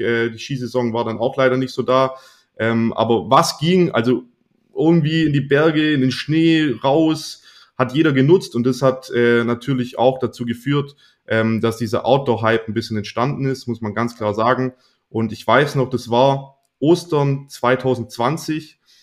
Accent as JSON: {"language": "German", "region": "Swabia", "country": "Germany", "said": "ich bin ja Schwabe"}